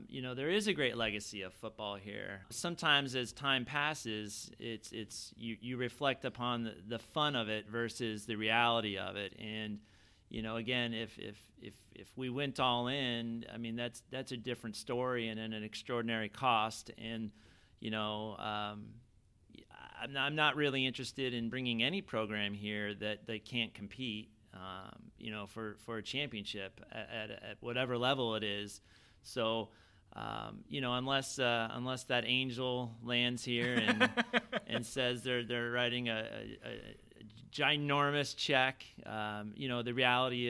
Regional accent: Southern Orange County, California, United States; I grew up in Southern Orange County

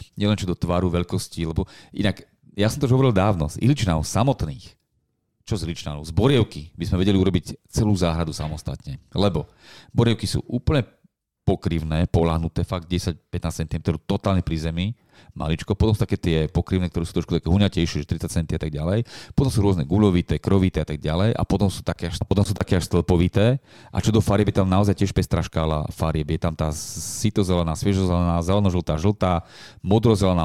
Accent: Bratislava, Bratislava Region, Slovakia; na gymnáziu, tu u nás v Petržalke

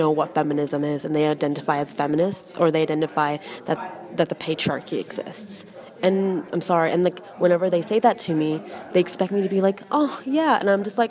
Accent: Toronto, Ontario, Canada; where I'm from, Toronto.

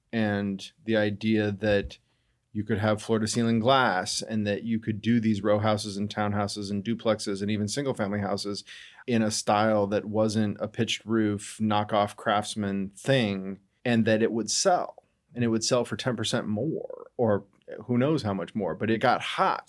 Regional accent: Denver, Colorado, United States; moved away as an adult; now in Seattle, United States; Denver, Colorado

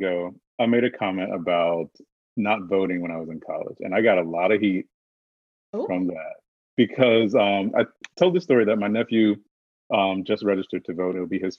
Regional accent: South Carolina, United States; I'm from South Carolina. I'm from a very deep red state, deep red district.

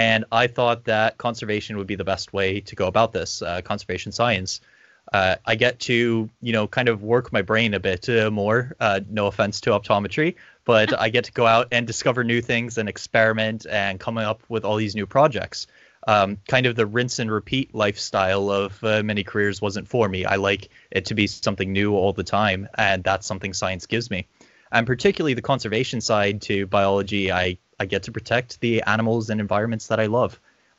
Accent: Corpus Christi, Texas, United States; also born or lived in Ireland; now in New Zealand; I'm not originally from Aotearoa, New Zealand. I was raised in Texas in Corpus Christi. And then I lived in Ireland, and now I'm working here in Aotearoa, New Zealand.

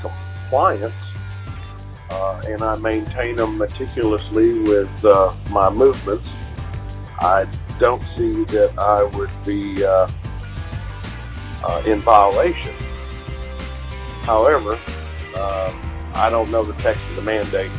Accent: Yukon, Oklahoma, United States; I'm from Yukon, Oklahoma, and currently traveling through Tallulah

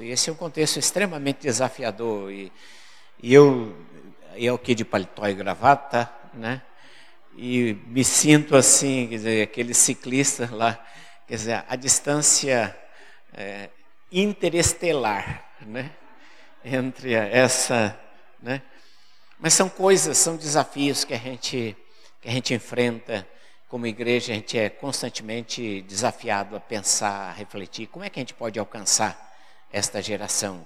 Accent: Paraná, Brazil; moved away as an adult; also born or lived in Fortaleza, Ceará; Eu sou do Paraná, fui pastor no Paraná

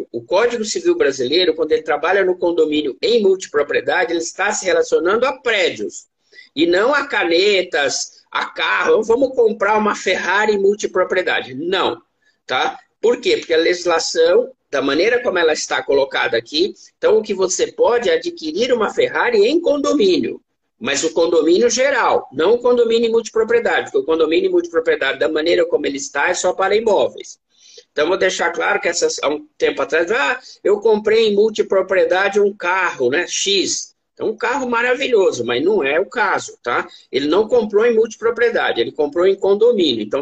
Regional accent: Bragança Paulista, São Paulo, Brazil; born there; Eu, eu, sou bragantino, Arthur. Eu nasci em Bragança Paulista

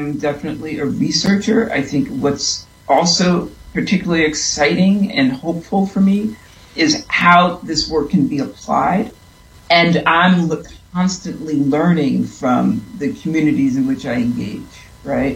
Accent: New York City, New York, United States; I am from New York. I'm from Brooklyn.

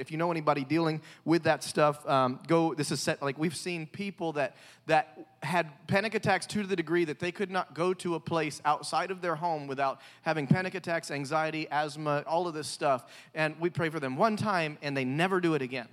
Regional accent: the South, United States; I'm from the South

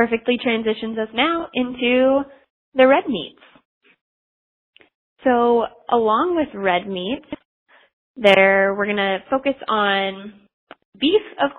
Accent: Midwest, United States; growing up in the Midwest

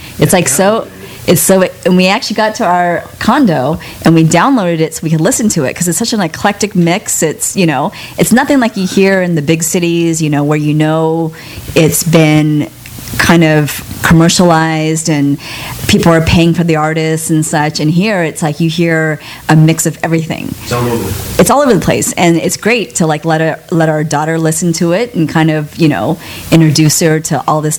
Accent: San Diego, California, United States; We're from San Diego.

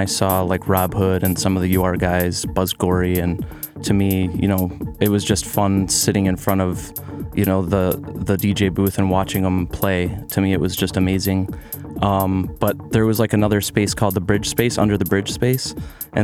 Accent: Fraser, Michigan, United States; born and raised on the east side of Detroit in 2 square miles of paradise, Fraser, Michigan

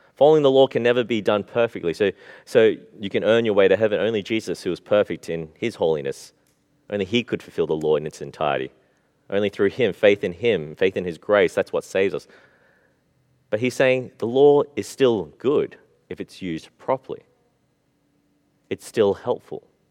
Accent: Australia; We grew up in Australia.

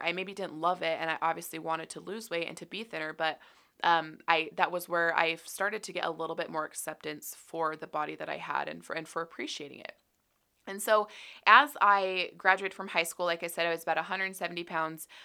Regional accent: Utah, United States; I grew up here in Utah

